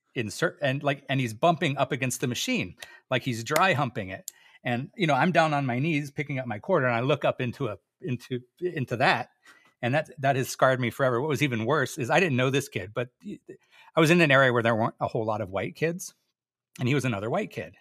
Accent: Oahu, Hawaii, United States; I, I grew up in Hawaii. I grew up on Oahu

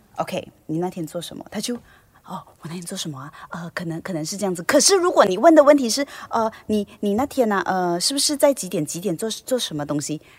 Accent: Malaysia; 在马来西亚当艺人

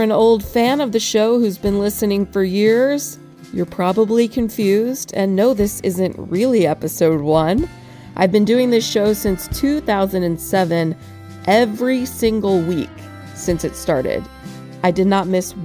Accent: Lakeland, Florida, United States; my hometown of Lakeland, Florida

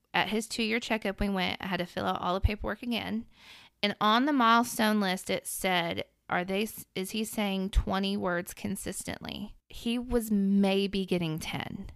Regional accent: Middle Tennessee, United States; I'm from Middle Tennessee, grown up from here.

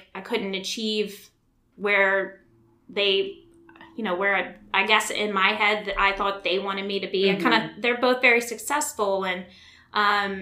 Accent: Baton Rouge, Louisiana, United States; Born and raised Baton Rouge, Louisiana

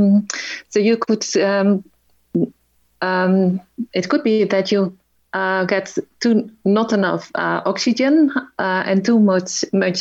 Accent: Netherlands; I'm from Holland

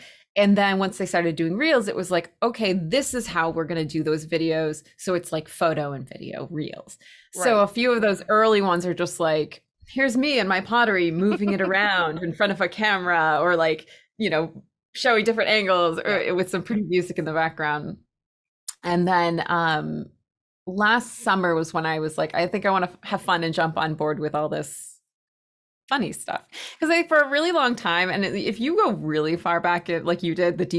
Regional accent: Spencer, Massachusetts, United States; Well, I'm from, it's a smaller town called Spencer.

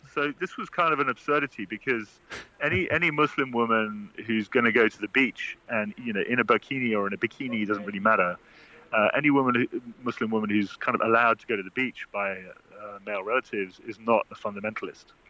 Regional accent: United Kingdom; as a Brit.

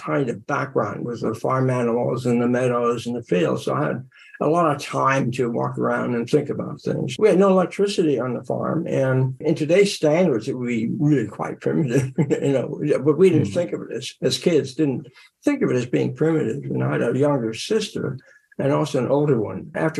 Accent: near Reading, eastern Pennsylvania, United States; Grew up in eastern Pennsylvania in a farming community.

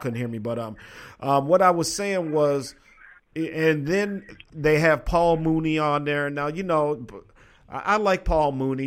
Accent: Minnesota, United States; I'm from Minnesota.

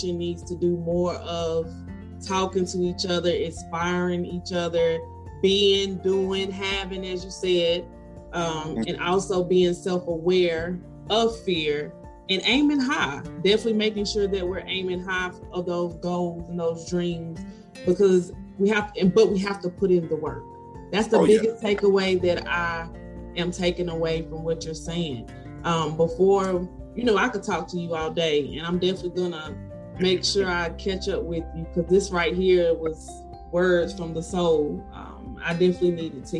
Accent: Salisbury, United States; I'm from Salisbury

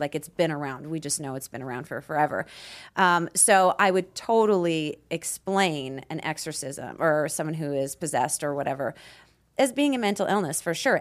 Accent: Peace River, Alberta, Canada; moved away; I grew up in Canada in a very small town called Peace River

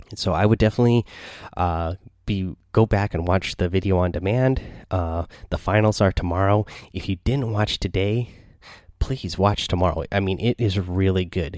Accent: Seattle, Washington, United States; I'm from Seattle.

